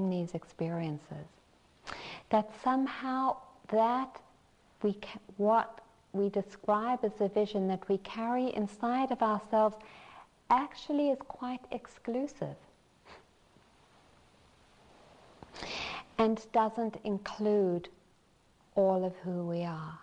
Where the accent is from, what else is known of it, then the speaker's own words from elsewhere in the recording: South Africa; I'm South African